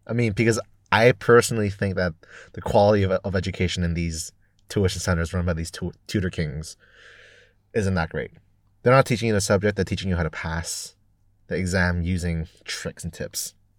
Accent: Hong Kong; also born or lived in United Kingdom; I was born and raised here, spending only three years in the U K for university

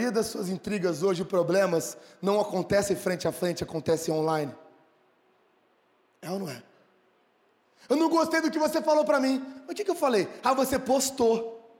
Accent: Sertãozinho, São Paulo, Brazil; Eu nasci em Sertãozinho.

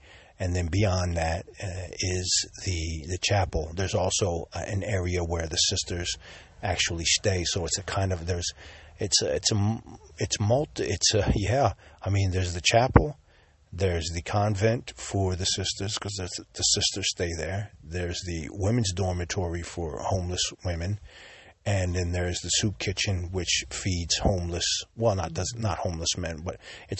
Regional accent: Sicily, Italy; I was born here in Sicily, and I was baptized as a Catholic.

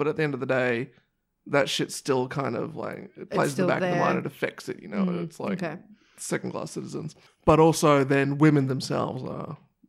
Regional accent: New Zealand; I never get it because even though I'm a Kiwi, I don't really have a thick Kiwi accent.

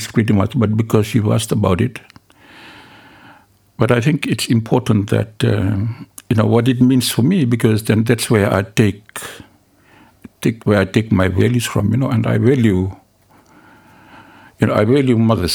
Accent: Fiji; also born or lived in Delasui; I was raised in Nabunsole, so even though I'm from Delasui, I was raised in Nabunsole

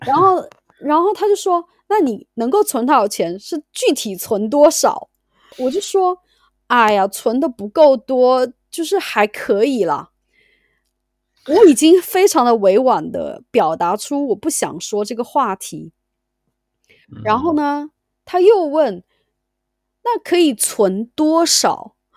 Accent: Sichuan, China; moved away as an adult; now in United Kingdom; 我是四川人嘛

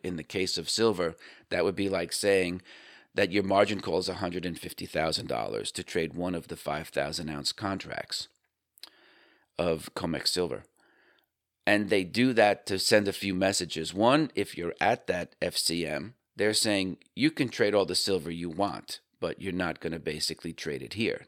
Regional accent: Northeast, United States; I grew up in the Northeast.

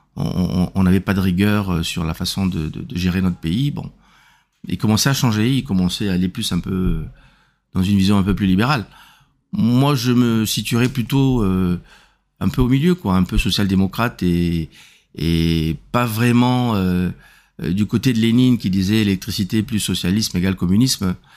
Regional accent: Republic of the Congo; moved away as an adult; also born or lived in Germany / Lyon, France; je suis né au Congo euh, le 1er juillet 1959. Et euh, voilà, j'ai fait toutes mes études ici

